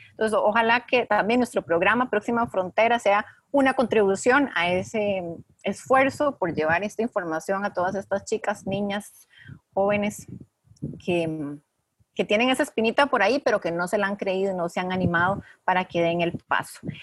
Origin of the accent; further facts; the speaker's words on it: Costa Rica; mujeres nacidas y criadas en Costa Rica